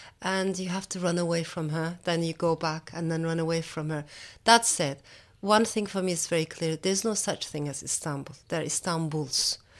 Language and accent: English; Strasbourg, Grand Est, France; born there; I did not grow up there. I wasn't born there. I was born in France, in Strasbourg.